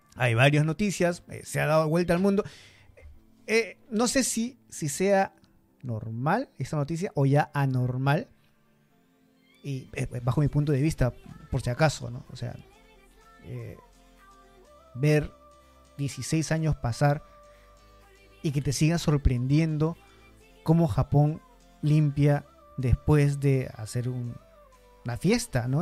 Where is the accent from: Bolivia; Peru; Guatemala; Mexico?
Peru; now in Japan; yo soy de Perú y en Perú en el colegio te dicen igual